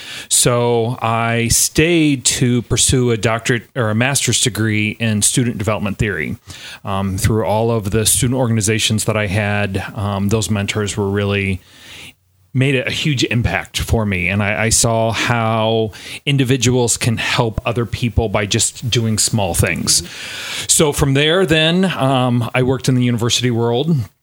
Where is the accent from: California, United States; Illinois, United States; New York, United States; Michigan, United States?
Illinois, United States; Quincy; moved away as an adult; also born or lived in Iowa; I grew up here in Quincy